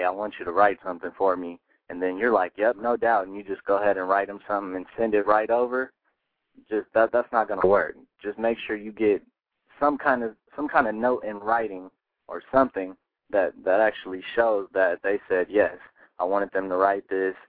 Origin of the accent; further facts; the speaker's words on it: Colorado, United States; I'm coming from Colorado, so out in Colorado, there's not too much contact with anybody big